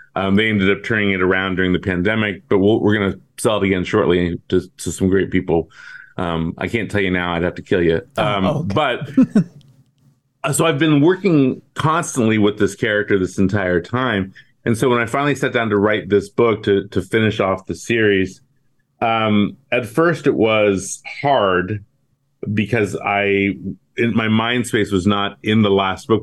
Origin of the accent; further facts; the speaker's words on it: Bay Area, California, United States; I grew up in the Bay Area